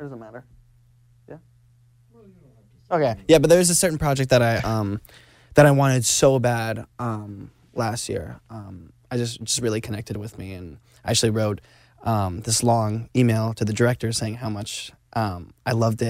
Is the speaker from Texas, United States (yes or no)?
no; Arizona, United States; I'm originally from Arizona